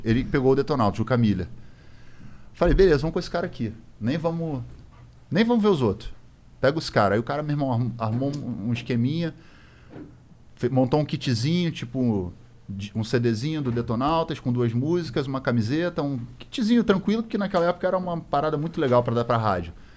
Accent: Rio de Janeiro, Brazil; a gente é do Rio de Janeiro

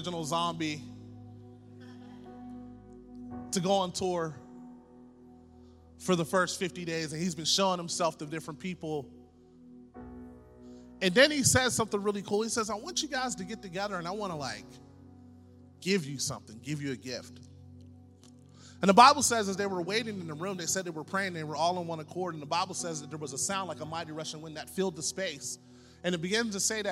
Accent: Pittsburgh, Pennsylvania, United States; I'm from Pittsburgh

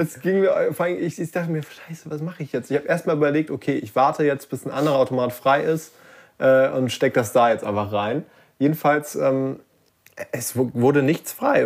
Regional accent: Lübeck, Schleswig-Holstein, Germany; moved away; Ich war nämlich in Lübeck und, ähm, also das ist meine Heimatstadt, da komme ich her.

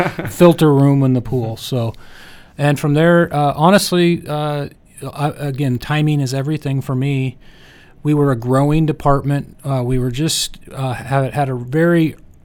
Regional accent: Spokane, Washington, United States; also born or lived in Los Angeles; I'm actually from Spokane

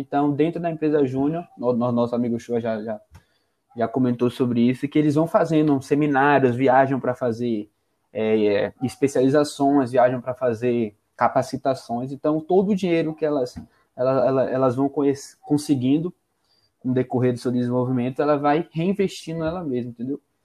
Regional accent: Greater Rio de Janeiro, Brazil; now in Salvador, Brazil; Carioca, nascido na Grande Rio de Janeiro

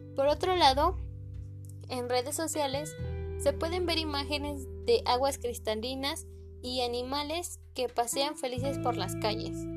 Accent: Mexico City, Mexico; soy de la Ciudad de México

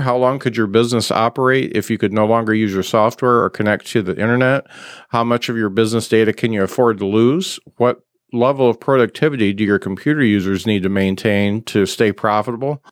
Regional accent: Mishawaka, Indiana, United States; I'm from Mishawaka

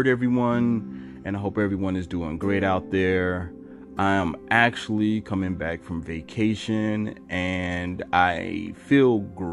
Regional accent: Savannah, Georgia, United States; also born or lived in New York / Atlanta; I'm from Georgia. I was born in New York, but I was raised in Georgia, Savannah

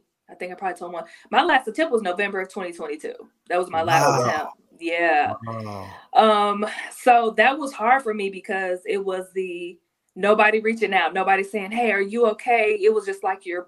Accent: Garland, Texas, United States; I'm from Garland. So a little bit outside of Dallas.

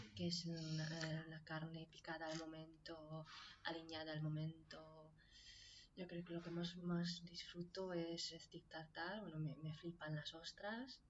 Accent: Nyíregyháza, Szabolcs-Szatmár-Bereg, Hungary; Spanish is a second language; now in Cubillas, Spain; En Nirechaza, en Hungría. Un pueblo pequeño.

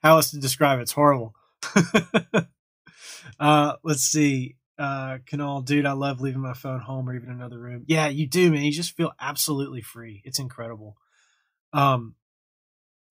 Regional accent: the South, United States; I'm from the South, so it's a lot of Southern heritage

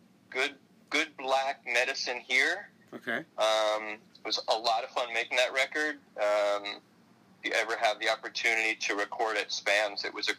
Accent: Miami, Florida, United States; I'm a local boy, born and raised in Miami. I was born at Mount Sinai Hospital, Miami Beach

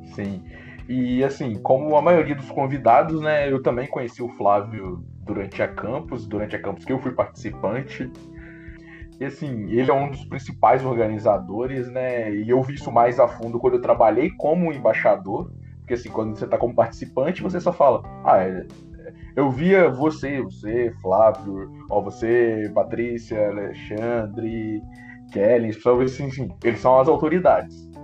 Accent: Guarani, Brazil; sou de Guarani

